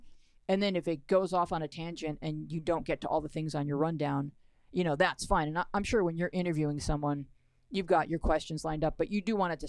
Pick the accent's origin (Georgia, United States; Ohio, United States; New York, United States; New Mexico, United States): New York, United States; Buffalo; now in Los Angeles, United States; No, I grew up in Buffalo, New York.